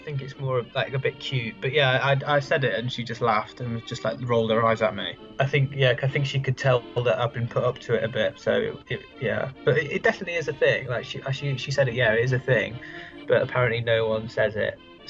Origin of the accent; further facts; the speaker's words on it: England, United Kingdom; now in France; I'm English